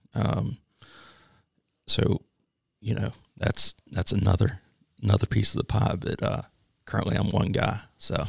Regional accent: Chambersburg, Pennsylvania, United States; moved away as an adult; now in South Carolina, United States; I'm originally from Chambersburg, Pennsylvania, uh, which is about thirty miles from Gettysburg

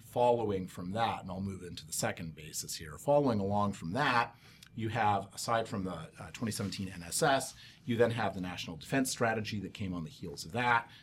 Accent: Anchorage, Alaska, United States; I grew up in Anchorage, Alaska

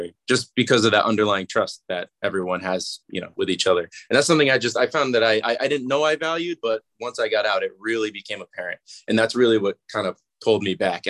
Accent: Massachusetts, United States; I'm from Massachusetts as well, and it's a 20-minute drive from where I grew up

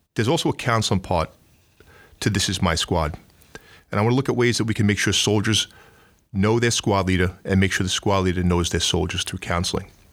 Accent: New York, United States; accent: New York; my New York accent

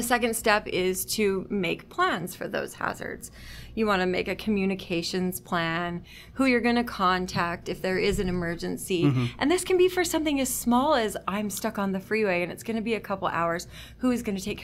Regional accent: Utah, United States; now in Washington, United States; I am from Utah originally

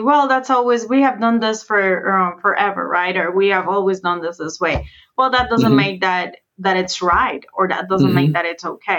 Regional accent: Puerto Rico; moved away as an adult; also born or lived in Wisconsin; I moved out from Puerto Rico to the US, especially to Wisconsin, which is pretty far from where I came from

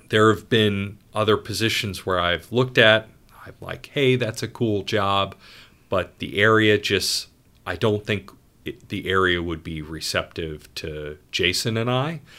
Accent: Ohio, United States; moved away as an adult; also born or lived in upstate New York; now in Rhode Island, United States; I grew up in Ohio, went to school in upstate New York.

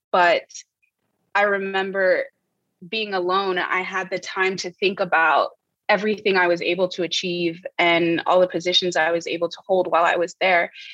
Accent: Port-au-Prince, Ouest, Haiti; moved away as an adult; also born or lived in United States; I was born and raised in Port-au-Prince, Haiti

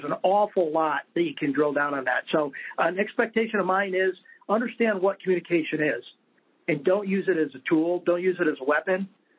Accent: Roswell, New Mexico, United States; born there; I was born in New Mexico, a little tiny place that most folks never heard of, or maybe they've heard of, Roswell.

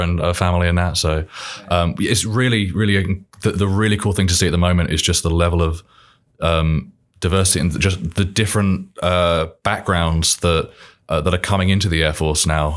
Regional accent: Milton Keynes, South East England, United Kingdom; accent: British; now in Indiana, United States; I'm from England, from Milton Keynes, just northwest of London

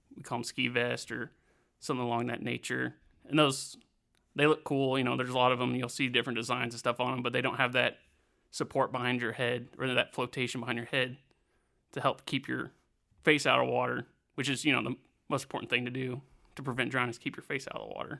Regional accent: Siloam Springs, Arkansas, United States; My hometown of Silent Springs, Arkansas

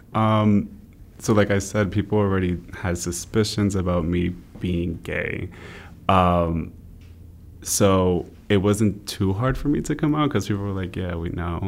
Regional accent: Rhode Island, United States; also born or lived in Brooklyn, New York; I was born in Brooklyn, New York, uh, raised in Rhode Island

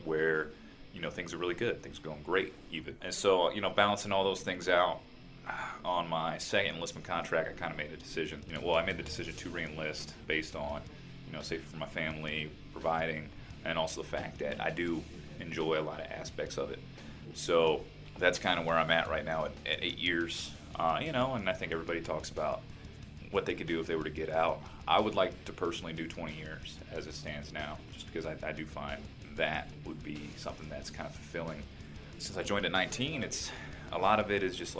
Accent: Stafford, Virginia, United States; I grew up in Fredericksburg. Well, I say Fredericksburg, it's really Stafford, Virginia, the county

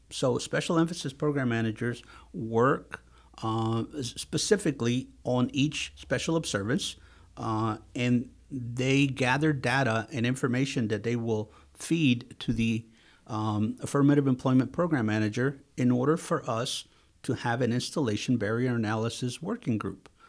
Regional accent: Texas, United States; also born or lived in Mexico / Houston, Texas; I am originally from Mexico, uh, and, uh, I lived most of my youth in Texas

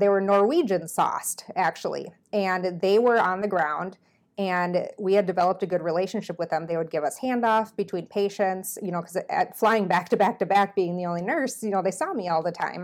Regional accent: Minnesota, United States; moved away as an adult; now in Iowa, United States; I'm from Minnesota

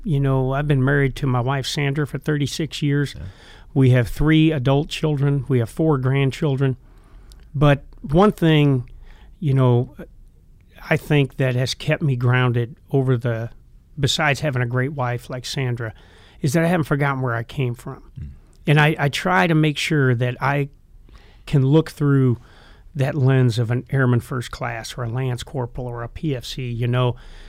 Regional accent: Iowa, United States; I'm being from Iowa, I'm a University of Iowa fan. But all the years I spent at Fort Bragg, I'm also a huge Carolina Panther fan

